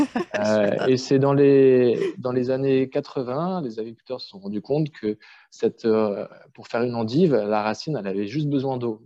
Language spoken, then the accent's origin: French; Strasbourg, Grand Est, France; j'ai grandi à Strasbourg, en ville